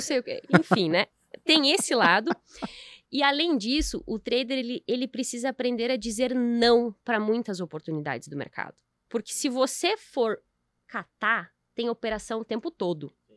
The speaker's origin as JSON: {"language": "Portuguese", "country": "Brazil", "said": "a gente vive num, num país excelente"}